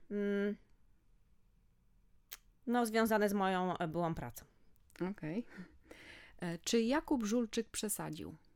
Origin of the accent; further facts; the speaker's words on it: Warsaw, Masovian Voivodeship, Poland; Jestem z Warszawy, moja córka studiuje w Londynie na King's College of London.